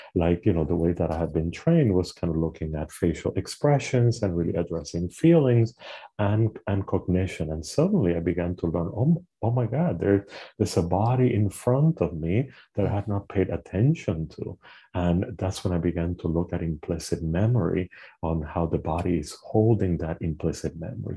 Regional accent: Puerto Rico; moved away; I am originally from Puerto Rico. I was born and, and raised in the Caribbean island

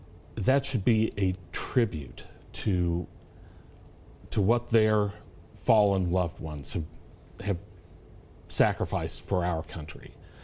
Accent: Huntington, West Virginia, United States; I was born and raised in Huntington

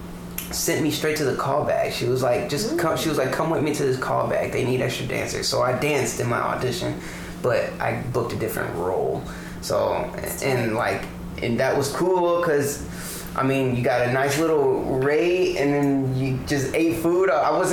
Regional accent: Detroit, Michigan, United States; also born or lived in Georgia / Texas; I grew up in Detroit, Michigan. Well, I was born in Detroit and I moved around a lot. So I was born in Detroit, moved to Georgia, and from Georgia moved to Texas, then back to Detroit, then from Detroit moved to the suburbs of Michigan.

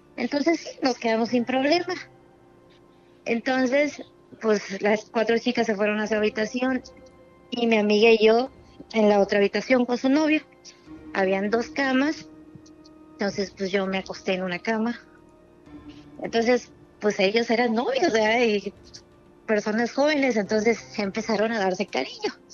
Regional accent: Tampico, Tamaulipas, Mexico; De Tampico, Tamaulipas

